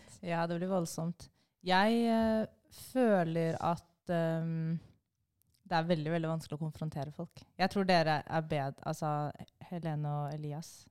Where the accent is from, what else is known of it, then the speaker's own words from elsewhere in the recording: Bærum, Akershus, Norway; jeg kommer fra Bærum